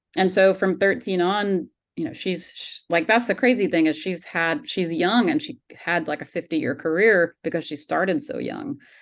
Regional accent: Georgia, United States; I grew up in Georgia

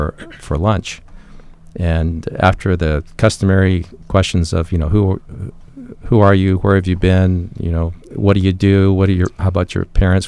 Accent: San Diego, California, United States; growing up in San Diego

